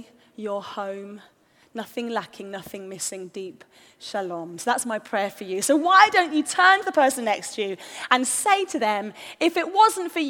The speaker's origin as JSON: {"language": "English", "region": "London", "country": "United Kingdom", "said": "we're from North London"}